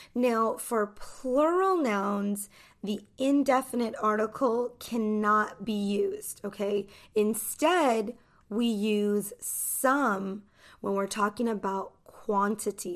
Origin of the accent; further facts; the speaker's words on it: United States; I'm an American English teacher